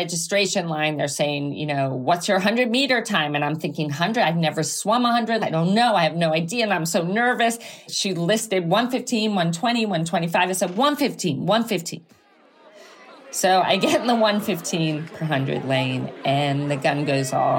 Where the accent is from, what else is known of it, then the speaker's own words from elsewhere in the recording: Greenwich, Connecticut, United States; now in Santa Ynez, United States; I grew up in Greenwich, Connecticut.